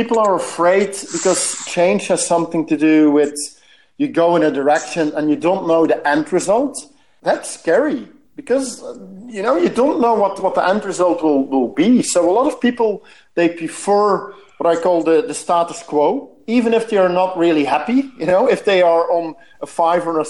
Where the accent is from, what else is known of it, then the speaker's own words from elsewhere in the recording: Belgium; I'm from Belgium, so we love our beers